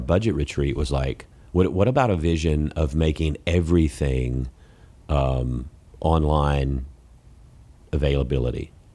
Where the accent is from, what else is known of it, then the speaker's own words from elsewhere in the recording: Columbus, Georgia, United States; moved away; I'm from Columbus, Georgia